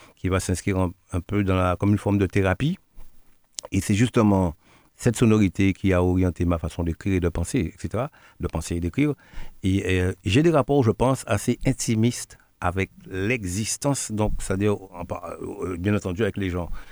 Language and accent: French; Guadeloupe; also born or lived in Martinique; je suis Guadeloupéen, né à Guadeloupe, de par Guadeloupéen.